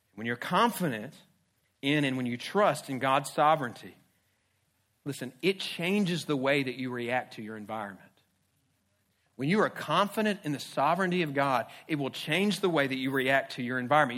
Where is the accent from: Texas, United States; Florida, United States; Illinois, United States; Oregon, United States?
Florida, United States; Jacksonville; I grew up in Jacksonville. I'm a Jacksonville kid